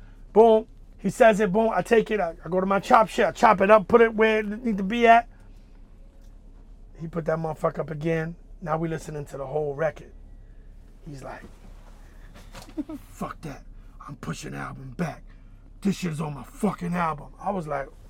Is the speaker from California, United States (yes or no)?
no; New York City, New York, United States; Dominican, you know, both parents, like, growing up in Wagner Projects